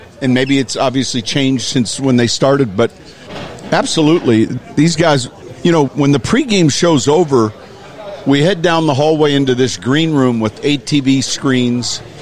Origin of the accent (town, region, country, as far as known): Naperville, Illinois, United States; born or raised there; moved away as an adult